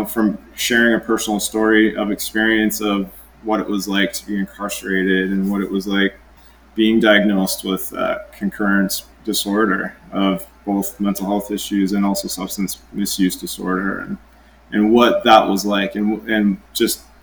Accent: White Rock, British Columbia, Canada; I grew up on Simeon First Nation Reserve in South Surrey, White Rock, BC, Canada

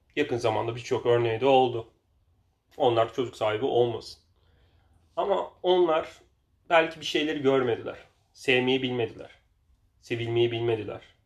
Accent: Denizli, Turkey

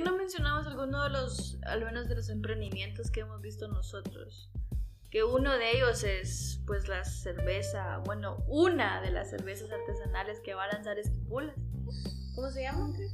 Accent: Esquipulas, Chiquimula, Guatemala; yo soy de Esquipulas

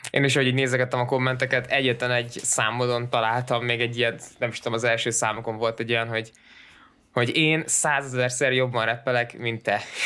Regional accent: Szeged, Csongrád-Csanád, Hungary; mi például szegediek vagyunk Danival

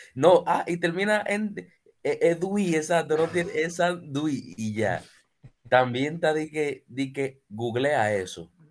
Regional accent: Dominican Republic

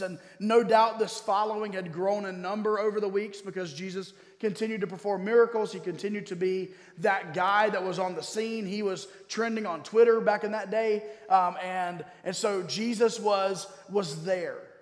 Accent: Durham, North Carolina, United States; also born or lived in Baltimore; I grew up here in Durham

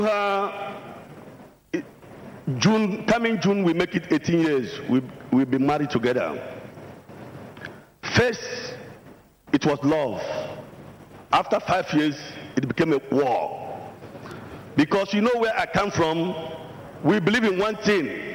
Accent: Awka, Anambra, Nigeria; now in South Africa; my hometown, Awka

